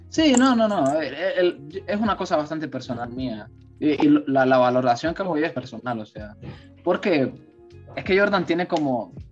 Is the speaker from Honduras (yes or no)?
yes; Honduras